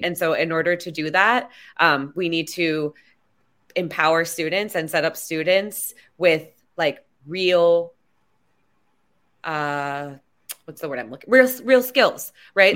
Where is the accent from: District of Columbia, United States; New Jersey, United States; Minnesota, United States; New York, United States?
District of Columbia, United States; Washington; it's my hometown. Um, I'm born and raised in D C.